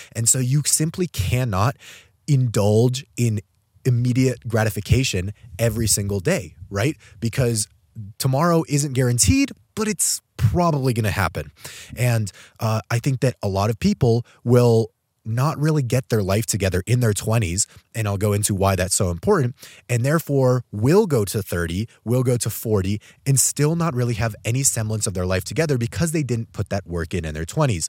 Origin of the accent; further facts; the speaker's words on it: Albuquerque, New Mexico, United States; moved away as an adult; I'm actually traveling right now back home to my hometown of Albuquerque, New Mexico. I grew up here for my first eighteen years